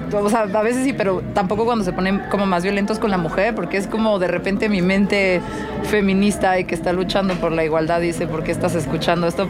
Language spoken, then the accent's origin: Spanish; Mexico City, Mexico; soy de la Ciudad de México